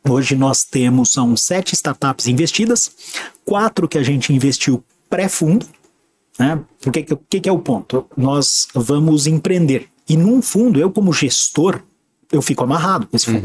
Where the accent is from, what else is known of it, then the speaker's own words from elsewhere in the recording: Santos, São Paulo, Brazil; moved away; also born or lived in São Carlos / Joinville; eu sou santista, eu sou nascido em 1975